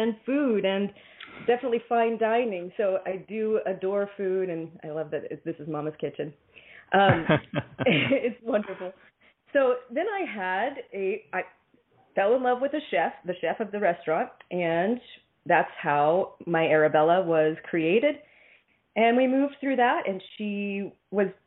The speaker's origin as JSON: {"language": "English", "town": "Kansas City", "region": "Missouri", "country": "United States", "tie": "born or raised there", "said": "I was born in Kansas City, Missouri."}